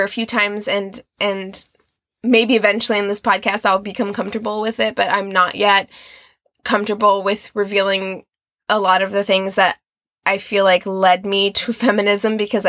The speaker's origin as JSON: {"language": "English", "town": "Albuquerque", "region": "New Mexico", "country": "United States", "tie": "born there", "also_born_or_lived": "Nevada / Missouri / Utah", "lives_now": "California, United States", "said": "I was born in Albuquerque, New Mexico. I lived in Las Vegas, Nevada for 7 years, and then Missouri, and then Utah, and Missouri, and now I'm in California."}